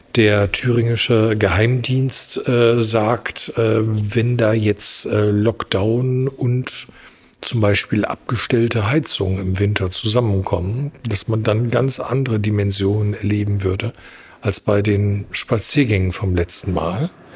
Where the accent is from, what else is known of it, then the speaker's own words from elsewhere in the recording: Germany; wir als Deutsche